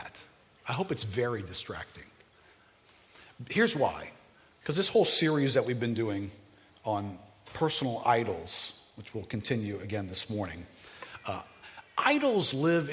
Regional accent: New Orleans, Louisiana, United States; moved away; I'm from New Orleans.

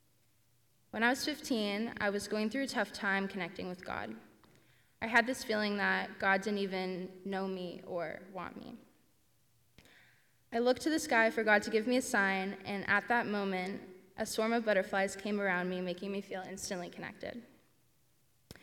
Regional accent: Ancaster, Ontario, Canada; I grew up in Ancaster

